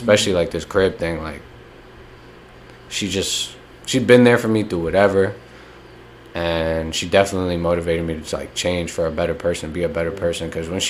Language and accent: English; North Brunswick, New Jersey, United States; moved away as an adult; I grew up in the Grove.